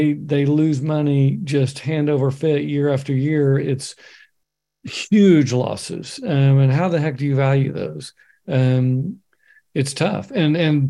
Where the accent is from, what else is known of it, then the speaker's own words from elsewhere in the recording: Oklahoma, United States; now in Bend, United States; my home state, Oklahoma, live in Oregon now